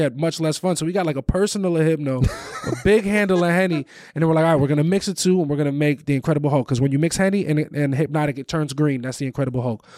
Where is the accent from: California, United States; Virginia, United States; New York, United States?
New York, United States; Valley Stream; moved away; The town that I'm from, I'm from Valley Stream. It's on the border of Queens and Long Island.